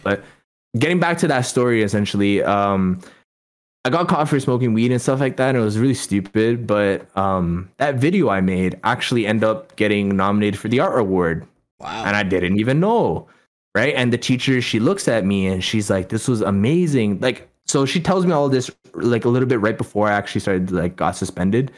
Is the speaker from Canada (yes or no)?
yes; Toronto, Ontario, Canada; also born or lived in India; I grew up in Toronto